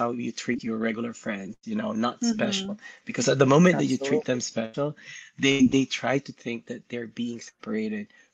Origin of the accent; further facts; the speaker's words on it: Philippines; moved away as an adult; also born or lived in Bay Area, California; now in California, United States; I was born and raised in the Philippines. And in 2013, I moved here.